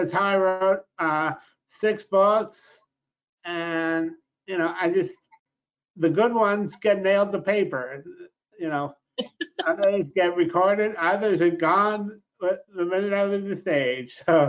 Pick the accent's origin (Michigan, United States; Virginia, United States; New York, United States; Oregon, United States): New York, United States; Rochester; also born or lived in Los Angeles; I started my poetry career in Los Angeles, but I'm originally from Rochester, New York, Kodak Country, the land of Susan B. Anthony and Frederick Douglass.